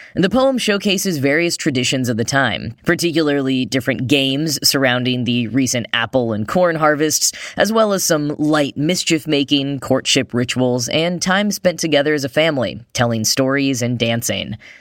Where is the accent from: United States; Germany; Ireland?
United States; accent: American; my boring American accent